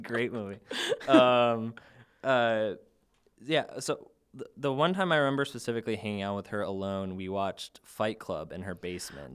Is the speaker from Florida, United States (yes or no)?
no; Chicago, Illinois, United States; I'm from the South Suburbs of Chicago